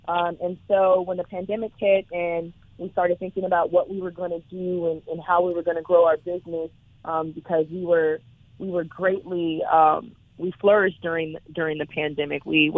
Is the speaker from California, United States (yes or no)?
yes; Orange County, California, United States; I grew up in Orange County, so Anaheim is, you know, my stomping grounds.